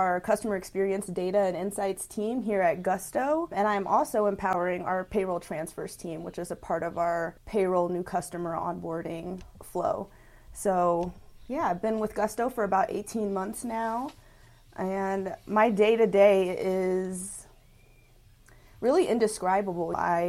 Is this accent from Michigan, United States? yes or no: no; Lawnside, New Jersey, United States; also born or lived in Houston, United States; So I'm originally from Houston, Texas. I was born there. And I went to junior high and high school, actually, in South Jersey, in Lawnside, New Jersey.